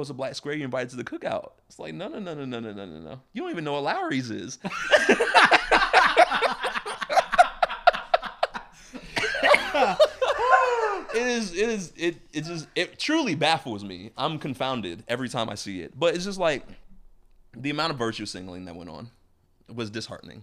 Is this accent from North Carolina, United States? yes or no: yes; Durham, North Carolina, United States; we grew up in Durham where black is everywhere